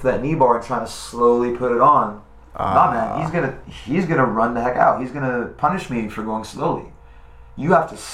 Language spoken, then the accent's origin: English; Boca Raton, Florida, United States; from my hometown, from Boca Raton, Florida